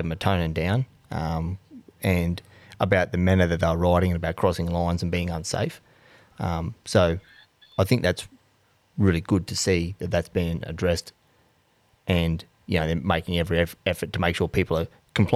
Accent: Townsville, Queensland, Australia; moved away; I come from Townsville

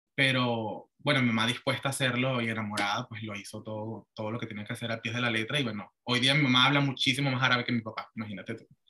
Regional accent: Venezuela; moved away as an adult; now in Florida, United States; yo me crié en Venezuela y pues mi mamá también es venezolana

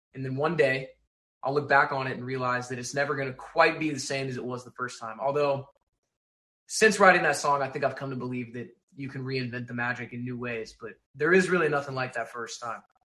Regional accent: Texas, United States; born or raised there; moved away

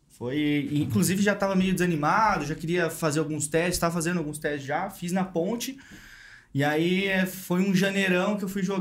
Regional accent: Santos, São Paulo, Brazil; born there; Meus pais já eram daqui e tal, e meio que nasci em Santos.

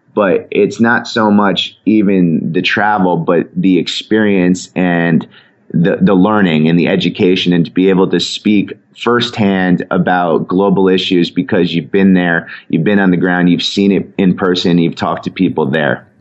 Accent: Connecticut, United States; I ever went from where I grew up in Connecticut

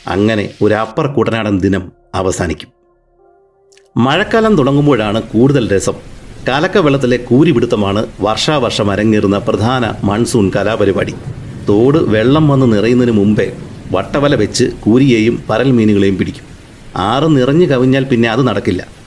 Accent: Arpookara, Kerala, India; ഇതിൻ്റെ തീരത്താണ് ഈ ശ്രീമാൻ ഞാൻ കളിച്ചു വളർന്നത്

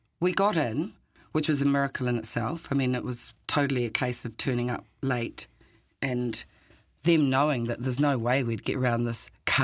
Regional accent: New Zealand; moved away as an adult; also born or lived in Warsaw / Granada; I'd lived, growing up in New Zealand

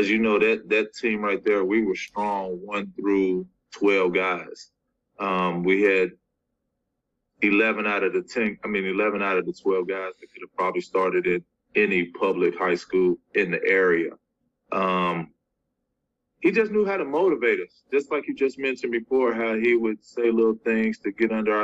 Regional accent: Cincinnati, Ohio, United States; I'm from Cincinnati

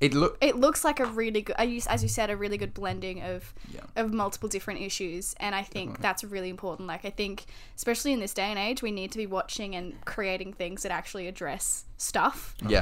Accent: Australia; as an Aussie

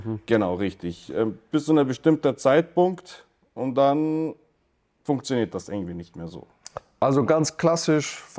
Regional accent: Regensburg, Bavaria, Germany; ich komme aus Regensburg

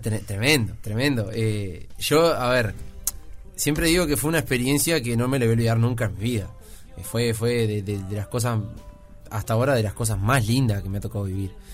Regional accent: San Ramón, Canelones, Uruguay; also born or lived in Montevideo; en San Ramón, en mi pueblo allá

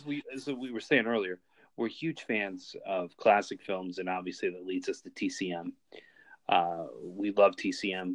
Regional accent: Philadelphia, Pennsylvania, United States; I worked mostly in my hometown of Philadelphia

